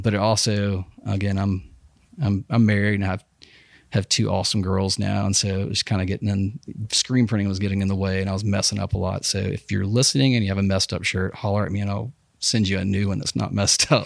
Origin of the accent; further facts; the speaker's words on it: Huntsville, Alabama, United States; also born or lived in Dothan, Alabama; I was born in Huntsville Hosp, Hosp, Huntsville Hospital, um, eighty-one.